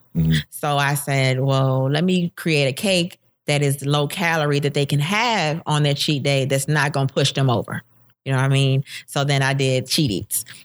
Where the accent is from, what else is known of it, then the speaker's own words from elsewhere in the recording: Florida, United States; now in Georgia, United States; I'm from Florida.